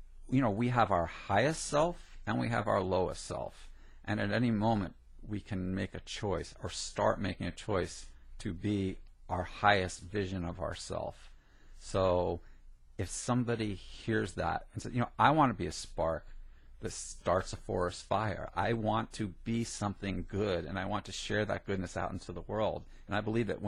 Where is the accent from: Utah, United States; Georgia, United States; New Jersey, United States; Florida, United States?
New Jersey, United States; I grew up in Jersey